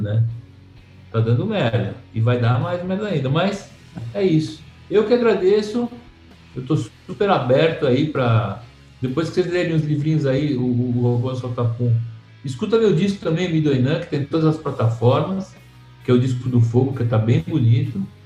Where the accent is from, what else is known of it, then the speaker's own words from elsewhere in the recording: São Paulo, Brazil; Eu sou de Santa Cecília